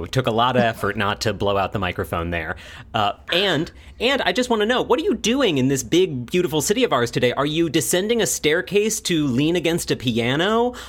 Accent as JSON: {"language": "English", "region": "Midwest", "country": "United States", "said": "We're from the Midwest."}